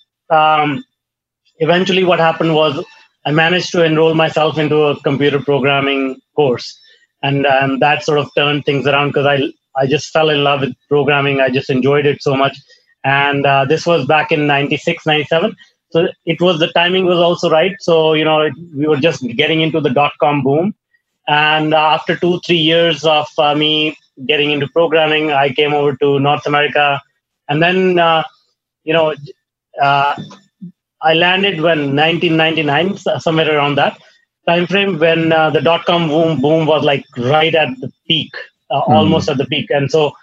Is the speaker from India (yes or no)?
yes; India; I grew up in India in a small town